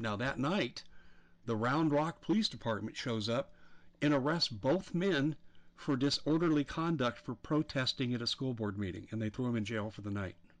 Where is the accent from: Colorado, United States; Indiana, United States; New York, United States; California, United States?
Colorado, United States; I'm from Colorado, so I'm familiar with the school districts.